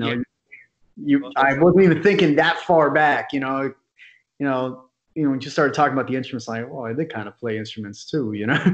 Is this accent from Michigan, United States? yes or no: no; Miami, Florida, United States; also born or lived in Orlando; But I'm from Miami. Kind of been back and forth between Miami and Orlando for a while.